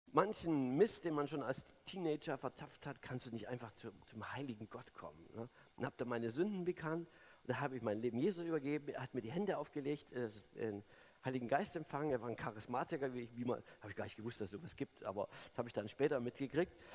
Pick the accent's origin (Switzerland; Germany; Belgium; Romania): Germany; also born or lived in Sonneberg, Thuringia; now in Berlin, Germany; ich, bin ja DDR-Kind, ich bin in der Diktatur groß geworden